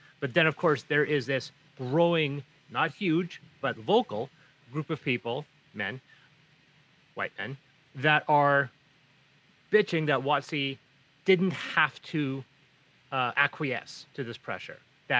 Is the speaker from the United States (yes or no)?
no; Azores, Portugal; And the funny thing is that I'm from the Azores, and the Azores are at least a couple tones darker than mainland Portugal.